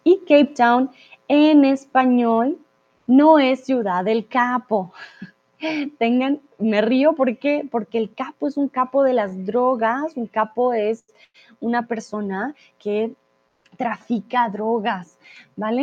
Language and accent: Spanish; Bogotá, Colombia; moved away as an adult; also born or lived in Guadalajara, Mexico; now in Germany; mi ciudad natal, a Bogotá